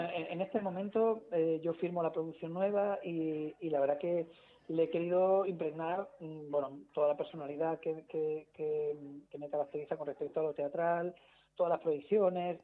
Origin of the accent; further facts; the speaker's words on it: Madrid, Community of Madrid, Spain; Yo soy madrileño de cepa